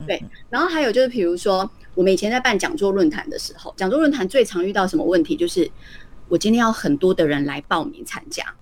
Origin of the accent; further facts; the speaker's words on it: Taiwan; 我们是台湾人嘛